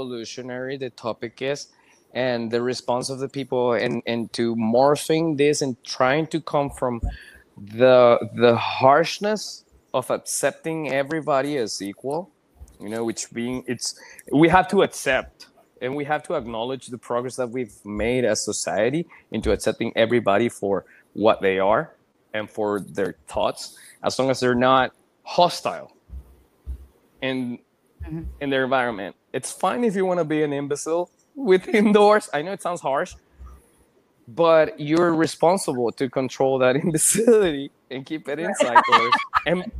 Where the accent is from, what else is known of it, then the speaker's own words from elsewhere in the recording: Venezuela; moved away; I come from a Venezuelan family. I was born and raised in Venezuela.